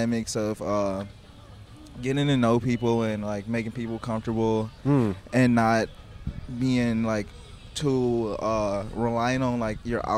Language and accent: English; Detroit, Michigan, United States; now in Venice, United States; I'm from Detroit